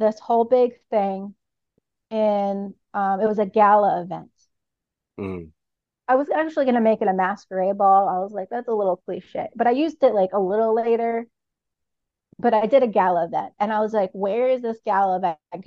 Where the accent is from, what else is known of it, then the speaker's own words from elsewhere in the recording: United States; I'm American